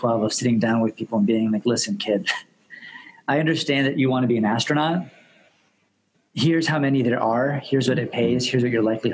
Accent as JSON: {"language": "English", "town": "Syracuse", "region": "New York", "country": "United States", "tie": "born or raised there", "said": "I grew up in Syracuse, New York. My parents immigrated there from Mexico City"}